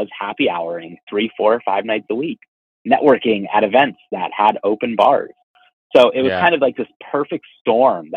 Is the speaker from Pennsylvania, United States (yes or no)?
yes; Erie, Pennsylvania, United States; Growing up in Erie, we're kind of a medium-sized